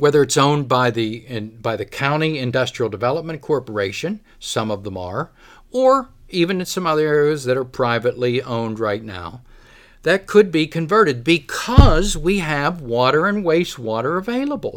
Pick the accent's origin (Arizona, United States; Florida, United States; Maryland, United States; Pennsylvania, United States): Pennsylvania, United States; Kittanning; I've lived here my whole life. I've watched, I grew up here. I grew up in Katanning.